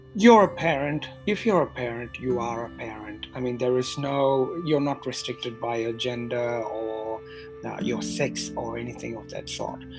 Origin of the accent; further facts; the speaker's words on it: Madurai, Tamil Nadu, India; moved away as an adult; also born or lived in New Zealand; now in Sydney, Australia; I was born and raised in Madurai in Tamil mm-hmm. Nadu